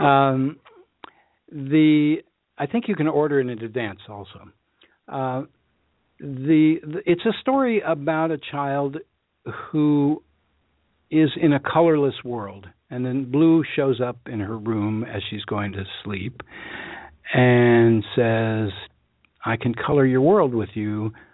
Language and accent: English; Washington, District of Columbia, United States; I grew up in Washington D.C., which is hot as living hell